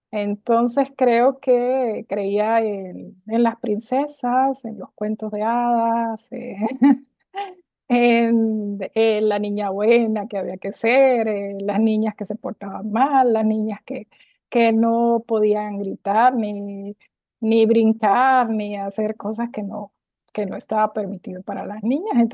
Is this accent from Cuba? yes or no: no; near the Colombian border, Venezuelan Andes, Venezuela; moved away as an adult; now in Costa Rica; ciudad que está ubicada en los Andes venezolanos, frontera con Colombia. Me crié en una ciudad cercana a Colombia